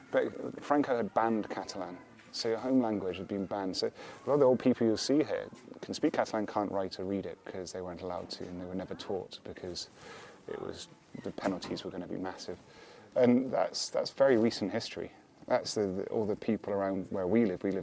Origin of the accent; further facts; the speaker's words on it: Scotland, United Kingdom; moved away; It's just now I'm Scottish and we're just like this. Does the accent get stronger? It does get a little bit.